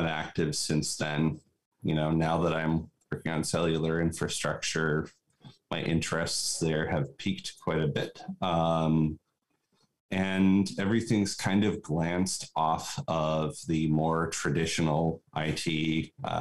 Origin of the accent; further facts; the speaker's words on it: Nome, Alaska, United States; I grew up in Nome, Alaska